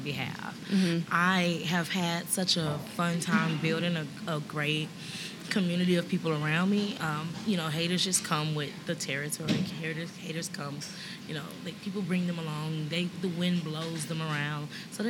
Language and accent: English; Detroit, Michigan, United States; moved away as an adult; now in San Antonio, United States; I grew up in this very fearless state of the East Side, and the East Side was really rough